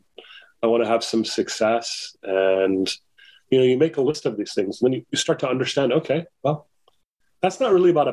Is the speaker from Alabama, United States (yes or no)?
no; Mesa, Arizona, United States; I grew up in Mesa, Arizona